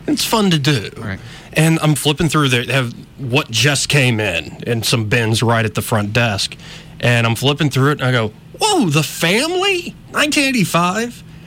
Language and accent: English; Montgomery, Alabama, United States; also born or lived in Auburn; I was born and raised in Montgomery, escaped Auburn for a little while